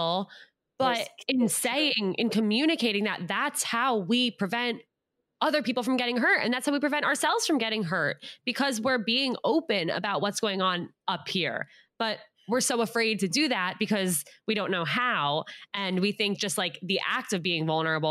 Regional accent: United States; born or raised there

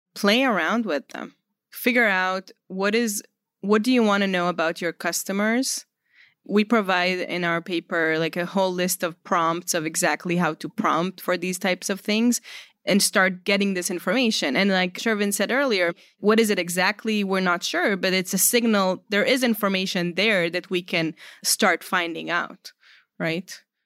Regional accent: Israel; moved away; I'm originally from Israel.

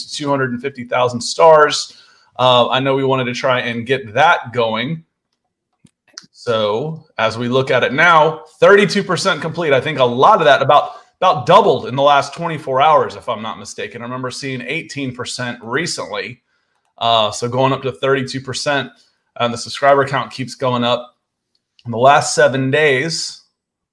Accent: Akron, Ohio, United States; I was born in Akron, Ohio, a suburb of Cleveland

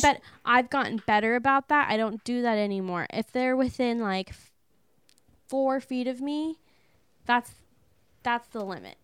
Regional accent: California, United States; we're coming from California

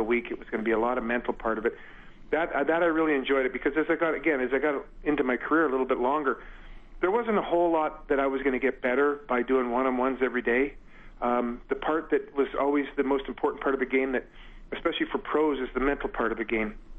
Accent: Edmonton, Alberta, Canada; as a kid growing up in Edmonton

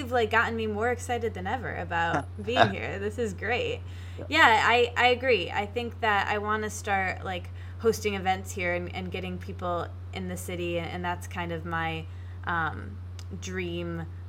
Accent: East Lansing, Michigan, United States; now in Detroit, United States; I was born in Michigan. I'm from East Lansing, but I moved here a couple years ago for my job, and I've been here ever since.

